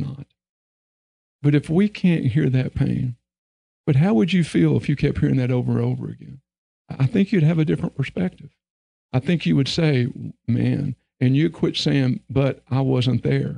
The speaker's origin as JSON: {"language": "English", "region": "Texas", "country": "United States", "tie": "born or raised there", "said": "I was raised in Texas"}